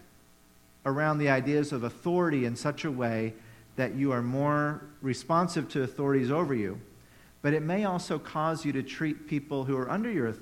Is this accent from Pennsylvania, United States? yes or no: no; Tennessee, United States; moved away; I grew up in Tennessee